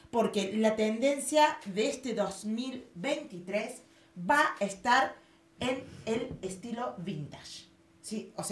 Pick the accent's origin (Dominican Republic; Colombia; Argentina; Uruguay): Argentina; Córdoba; moved away; nací en Córdoba en el 79.